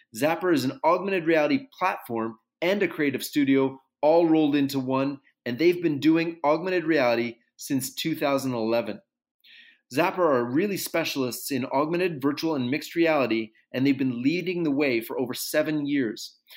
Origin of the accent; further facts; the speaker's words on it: Canada; I'm Canadian